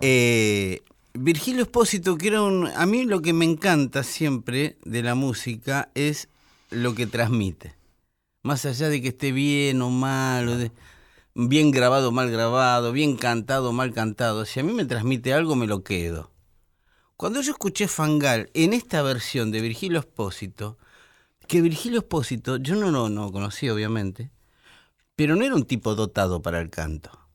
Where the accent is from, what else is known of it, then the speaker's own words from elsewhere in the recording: Buenos Aires, Argentina; Yo soy porteño, medularmente, porque yo nací en el puerto.